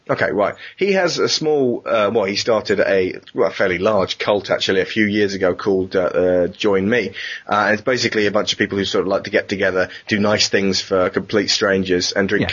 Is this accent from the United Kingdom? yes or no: yes; United Kingdom; we're British. We're very British.